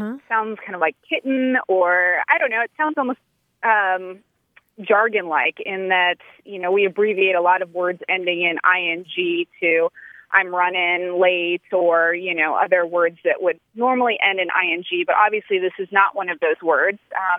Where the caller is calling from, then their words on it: San Diego, California, United States; also born or lived in New Hampshire; I'm calling from San Diego.